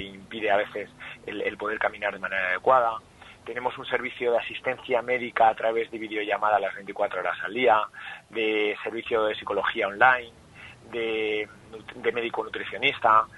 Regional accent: Madrid, Community of Madrid, Spain; also born or lived in Salamanca; Yo nací en Salamanca

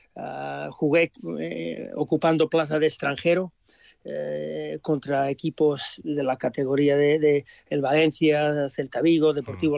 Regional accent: Australia; moved away as an adult; also born or lived in Spain; un chaval de padres españoles nacer en Australia

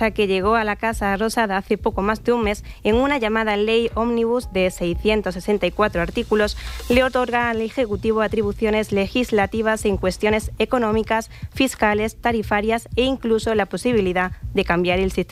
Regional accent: Córdoba, Andalusia, Spain; Sí, yo hoy me he sentido muy orgullosa de ser cordobesa.

